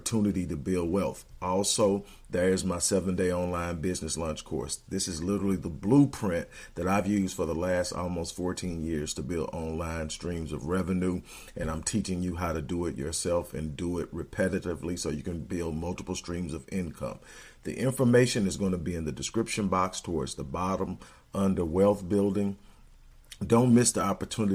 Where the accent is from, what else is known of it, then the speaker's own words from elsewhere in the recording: Texas, United States; I'm from Texas